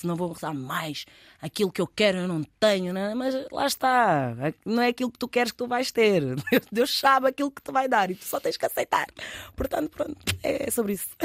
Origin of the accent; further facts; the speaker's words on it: Cacém, Lisbon, Portugal; also born or lived in Newcastle / Manchester; now in Rio de Mouro, Portugal; eu sou do Cacém porque eu vivo, eu respiro, eu, é tudo, eu adoro a minha zona. Fui criada lá com muito orgulho